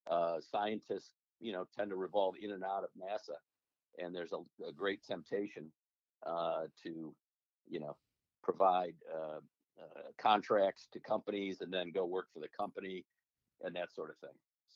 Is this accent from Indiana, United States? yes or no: no; Beverly Hills, Michigan, United States; So I grew up in Oakland County, a little village, Beverly Hills, between Birmingham and Southfield.